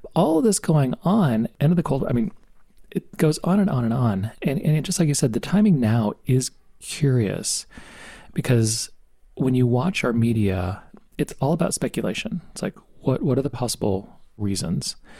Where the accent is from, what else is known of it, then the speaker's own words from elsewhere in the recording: United States; also born or lived in Arizona; we're American